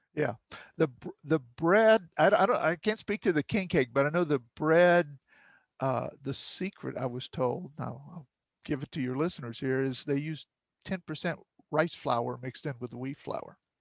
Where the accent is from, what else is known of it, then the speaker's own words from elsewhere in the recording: Cut Off, Louisiana, United States; growing up in Cutoff, uh, in the surrounding marshes